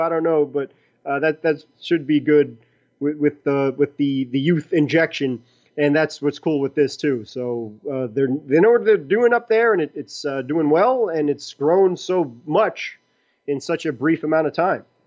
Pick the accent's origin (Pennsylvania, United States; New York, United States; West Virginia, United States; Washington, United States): New York, United States; New York City; I'm from Brooklyn, so my accent overrides everything